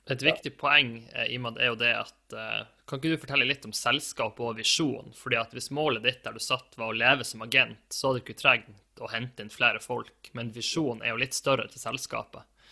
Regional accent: Tromsø, Troms, Norway; hjembyen min

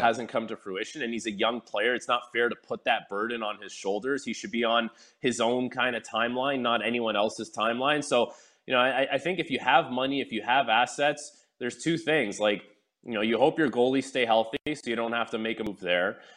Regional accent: Canada; I'm born in Canada. I'm Canadian

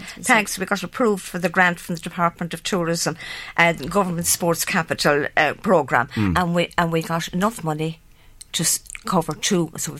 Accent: Galway, Connacht, Ireland; moved away as an adult; now in Dunboyne, Ireland; I'm from Galway. And I lived within 10 minutes from the Galway Tennis Club.

